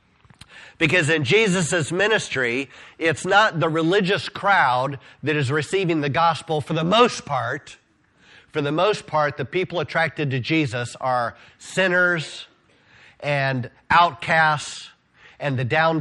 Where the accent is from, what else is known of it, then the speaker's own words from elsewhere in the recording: Decatur, Illinois, United States; I grew up on University Street on the northwest end of Decatur, the same block as where Pershing School is